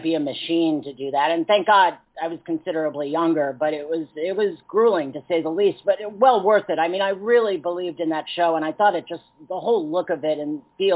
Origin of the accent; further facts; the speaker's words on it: New York City, New York, United States; now in Los Angeles, United States; I grew up in New York City, so it's literally in Manhattan